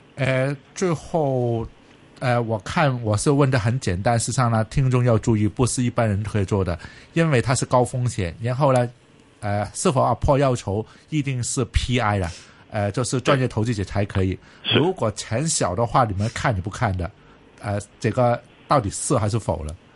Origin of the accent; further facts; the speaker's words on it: Hong Kong; 我是香港人